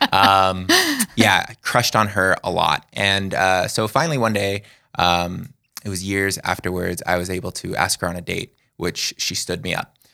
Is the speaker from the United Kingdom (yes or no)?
no; Las Vegas, Nevada, United States; moved away; I was born and raised in Las Vegas, Nevada